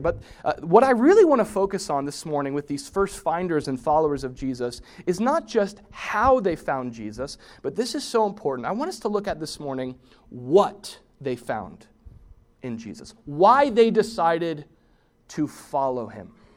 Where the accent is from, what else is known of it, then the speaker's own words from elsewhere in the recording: United States; American Christians